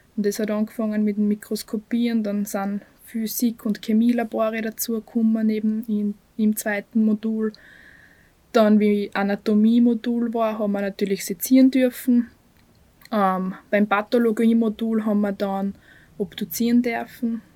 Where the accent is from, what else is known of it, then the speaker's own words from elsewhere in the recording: Bad Aussee, Styria, Austria; moved away as an adult; now in Graz, Austria; bin aus Aussee, aber seit fünf Jahren bin ich in Graz